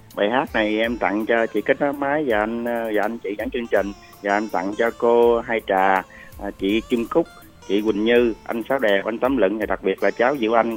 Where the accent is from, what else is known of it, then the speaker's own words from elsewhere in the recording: Trà Vinh, Vietnam; now in Dong Nai, Vietnam; em thì quê gấp ở trà vinh nhưng mà em làm ở đồng nai